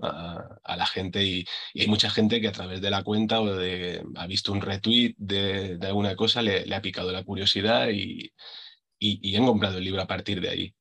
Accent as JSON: {"language": "Spanish", "town": "Villena", "region": "Valencian Community", "country": "Spain", "tie": "born or raised there", "said": "de aquí, de, mi pueblo, de Villena"}